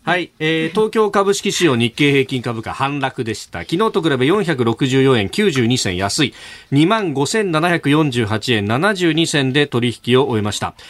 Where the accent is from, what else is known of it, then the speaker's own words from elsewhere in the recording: Yokosuka, Kanagawa, Japan; 私なんか横須賀だったんで